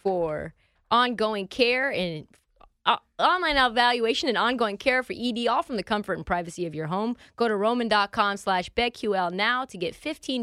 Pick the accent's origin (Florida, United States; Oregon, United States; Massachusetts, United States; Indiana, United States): Oregon, United States; Portland; I grew up in Portland